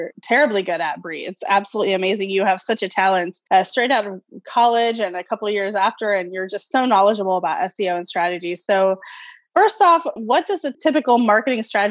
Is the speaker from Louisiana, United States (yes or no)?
no; Oklahoma, United States; now in Wichita, United States; I grew up in Oklahoma